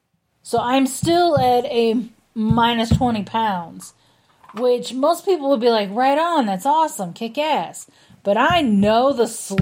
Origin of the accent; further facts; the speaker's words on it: St. Louis, Missouri, United States; I grew up in St. Louis my whole life.